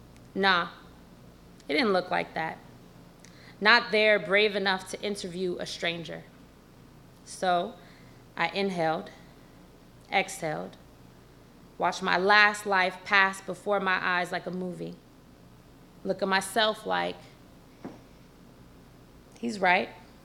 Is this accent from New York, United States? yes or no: no; San Francisco, California, United States; it doesn't look like I'm from the Tenderloin of San Francisco, where to this day, needles litter the street, crack pipes are as regular as cigarettes.